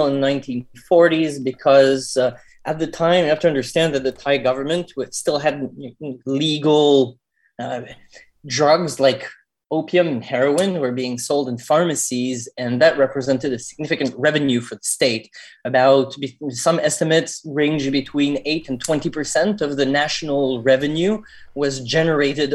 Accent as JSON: {"language": "English", "town": "Montreal", "region": "Quebec", "country": "Canada", "moved": "as an adult", "lives_now": "Thailand", "said": "I'm originally from Montreal in Canada."}